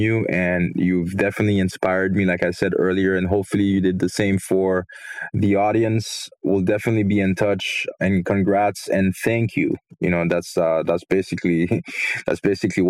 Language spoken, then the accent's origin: English; Haiti; moved away; I grew up in Haiti